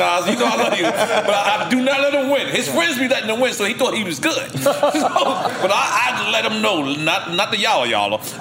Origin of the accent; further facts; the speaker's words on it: Virginia, United States; I'm from Virginia too